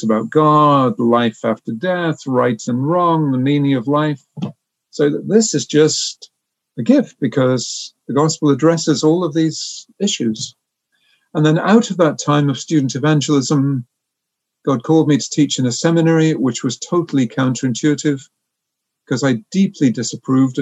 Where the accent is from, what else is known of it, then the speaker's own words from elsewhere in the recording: North Wales, United Kingdom; moved away as an adult; also born or lived in Oxford; now in Canada; I was born in Wales